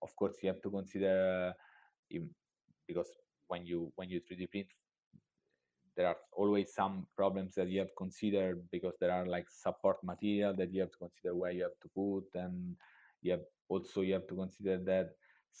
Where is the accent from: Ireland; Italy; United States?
Italy; I'm from Italy